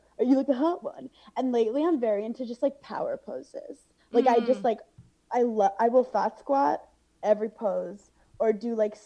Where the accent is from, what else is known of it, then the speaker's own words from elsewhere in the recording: New York City, New York, United States; I grew up in Brooklyn where like it was always like being different was cool